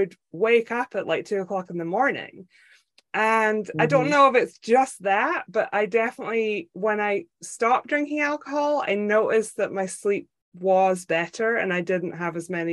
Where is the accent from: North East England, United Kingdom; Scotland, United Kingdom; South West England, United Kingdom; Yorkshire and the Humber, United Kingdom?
Scotland, United Kingdom; I grew up in Scotland